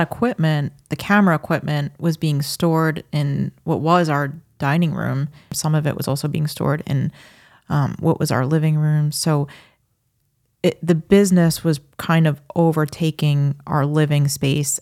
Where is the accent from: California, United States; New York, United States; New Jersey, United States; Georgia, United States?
New York, United States; New York City